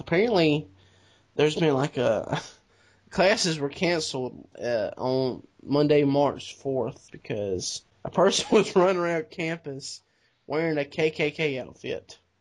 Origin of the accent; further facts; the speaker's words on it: the South, United States; we're from the South